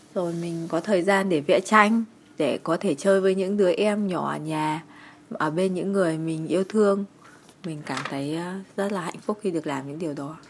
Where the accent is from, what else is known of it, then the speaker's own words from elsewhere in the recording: Nam Định, Vietnam; also born or lived in Hanoi; Hiện tại mình đang sinh sống ở quê hương Nam Định.